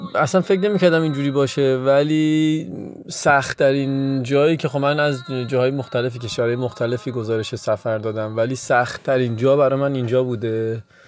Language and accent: Persian; Hamadan, Hamadan Province, Iran; moved away; اهل همدانم و بچه کوهستان و همیشه برف و سرما و یخ دیدم